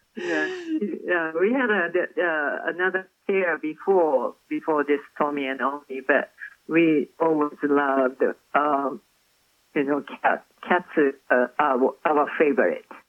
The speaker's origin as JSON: {"language": "English", "country": "Japan", "tie": "born or raised there", "said": "I was born in Japan."}